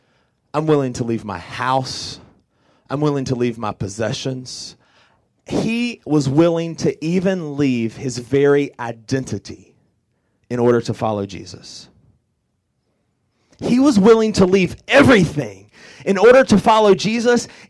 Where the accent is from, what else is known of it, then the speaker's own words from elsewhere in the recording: Orangeburg, South Carolina, United States; I'm from Orangeburg, South Carolina